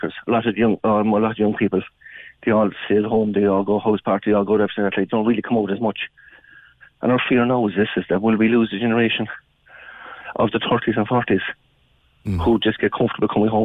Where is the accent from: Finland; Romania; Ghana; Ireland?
Ireland; West Cork, Munster; I'm from West Cork myself